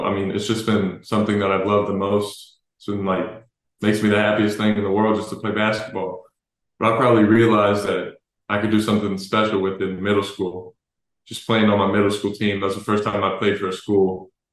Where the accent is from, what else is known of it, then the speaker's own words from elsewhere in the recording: Dallas, Texas, United States; I'm from Dallas. I grew up watching the Mavs